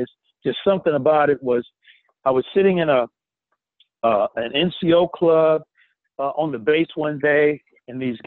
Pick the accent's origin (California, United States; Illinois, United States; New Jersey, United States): California, United States; Oakland; also born or lived in Berkeley, California; I was born and raised in Oakland, California